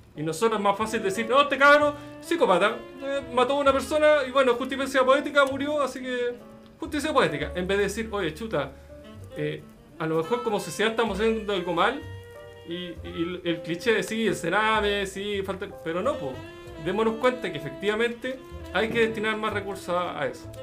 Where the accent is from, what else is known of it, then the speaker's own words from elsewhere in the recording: Chile; como chilenos